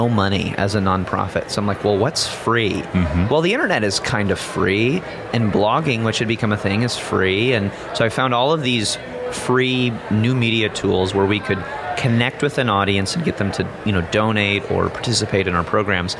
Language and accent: English; outside of Chicago, Illinois, United States; I grew up in Illinois, outside of Chicago, went to college in Illinois